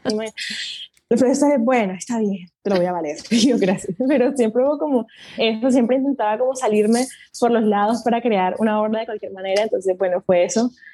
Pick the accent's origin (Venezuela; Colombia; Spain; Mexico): Colombia; mi país, en Colombia